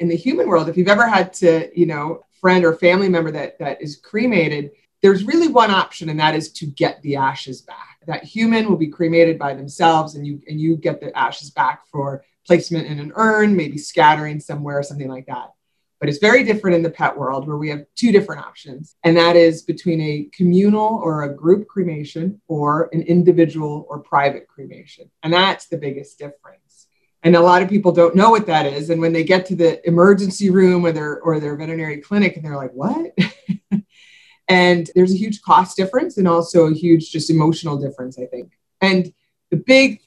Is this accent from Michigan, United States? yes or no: no; New York, United States; moved away as an adult; now in South Florida, United States; I'm originally from New York